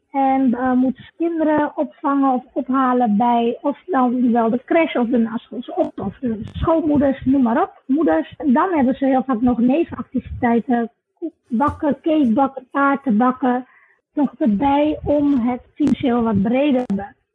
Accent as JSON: {"language": "Dutch", "country": "Suriname", "tie": "born there", "said": "En nu ben ik nog jong genoeg om nog mijn krachten te geven aan mijn geboorteland, om te helpen aan de wederopbouw en bij te dragen aan de economie en zo. Zo is het eigenlijk eh, gekomen. Ik ben altijd een mens van doelen stellen. Dus had ik gezegd van op 16 juni 2016 verhuis ik naar Suriname."}